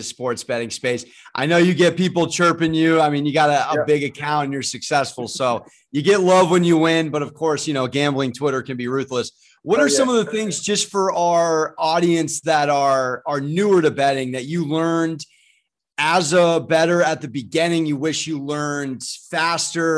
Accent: San Diego, California, United States; I'm from San Diego.

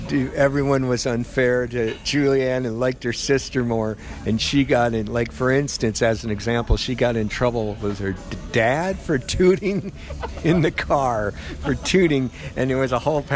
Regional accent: United States; as an American

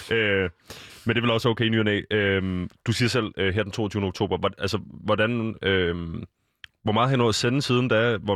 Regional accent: Aarhus, Central Denmark Region, Denmark; born there; jeg er født i Aarhus, ja. øh, så det er i dag, der skal jeg ligesom bruge mit, mit aarhusianske ophav

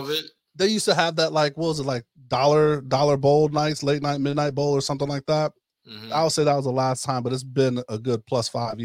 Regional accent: Ohio, United States; moved away; I spent some time in the Midwest as well when I was growing up in Ohio

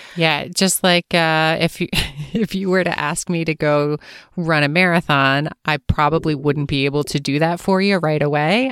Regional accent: Pennsylvania, United States; now in Los Angeles, United States; growing up in Pennsylvania

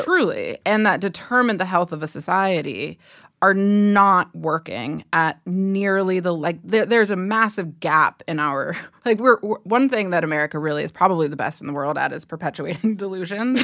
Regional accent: Ohio, United States; I grew up in Ohio

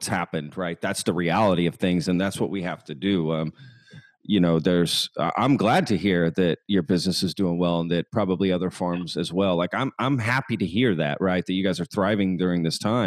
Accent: Texas, United States; I grew up in Texas my whole life, too.

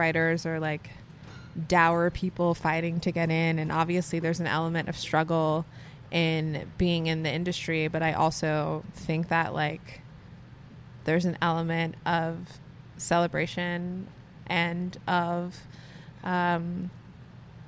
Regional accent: New York City, New York, United States; I grew up in Canarsie, Brooklyn

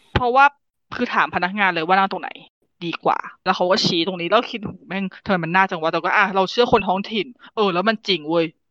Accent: Bangkok, Thailand; เป็นคนโตในกรุงเทพ

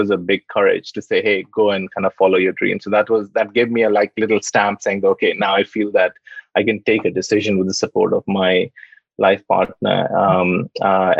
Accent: Jamshedpur, Jharkhand, India; moved away as an adult; now in United Kingdom; I was born in Tata City, Jamshedpur, and when I was 19, I came to the UK to do my studies.

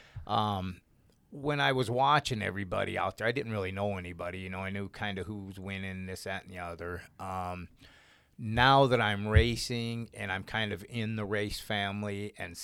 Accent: Butte, Montana, United States; moved away as an adult; now in Great Falls, United States; I'm from Butte originally, and I just moved up here to Great Falls.

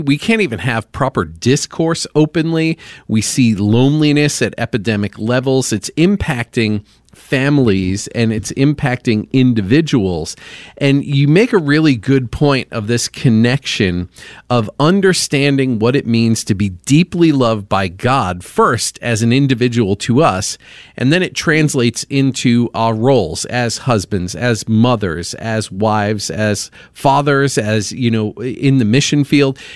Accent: Long Island, New York, United States; now in Indianapolis, United States; Long Island over here.

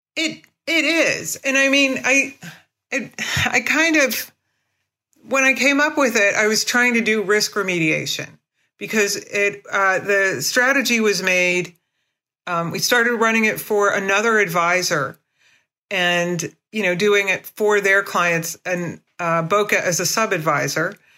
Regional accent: United States; I'm an American, I'm, you know, independent, I'm a hippie

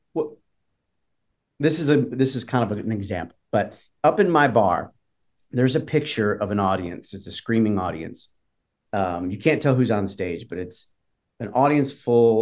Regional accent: Detroit, Michigan, United States; now in Nashville, United States; I'm from Detroit

